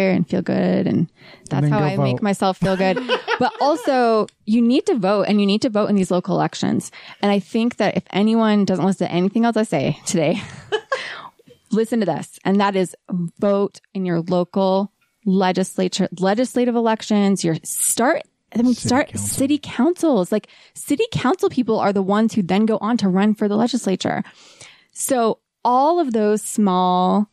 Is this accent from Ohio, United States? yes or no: yes; Ohio, United States; moved away as an adult; now in Utah, United States; I grew up in Ohio in the trees and the woods